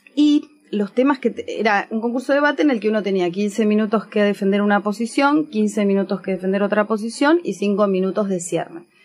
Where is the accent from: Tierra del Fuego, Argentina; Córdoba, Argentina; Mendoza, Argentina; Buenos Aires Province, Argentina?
Tierra del Fuego, Argentina; Ushuaia; yo soy de Ushuaia, de Tierra del Fuego